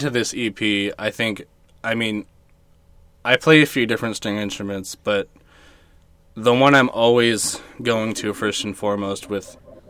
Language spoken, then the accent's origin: English; Riverside, California, United States; now in Apple Valley, United States; I'm originally from Riverside.